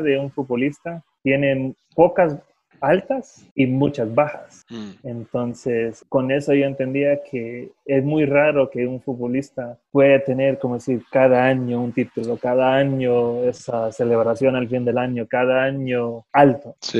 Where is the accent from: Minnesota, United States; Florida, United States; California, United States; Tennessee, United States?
California, United States; Los Angeles; moved away as an adult; also born or lived in New York; now in Guatemala; yo de Los Ángeles a Nueva York